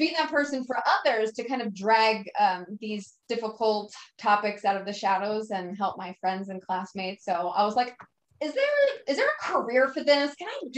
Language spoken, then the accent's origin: English; Philadelphia, Pennsylvania, United States; now in San Diego, United States; I live in San Diego right now. I grew up in Philadelphia